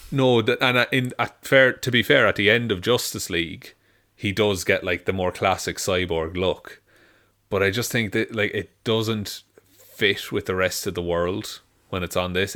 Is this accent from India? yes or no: no; Ireland; being Irish